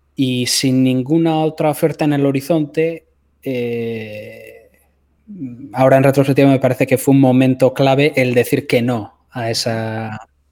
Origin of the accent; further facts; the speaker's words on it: a village near San Sebastián, Basque Country, Spain; moved away as an adult; also born or lived in Los Angeles; la ciudad más cercana a mi pueblo, que es eh, Donostia, San Sebastián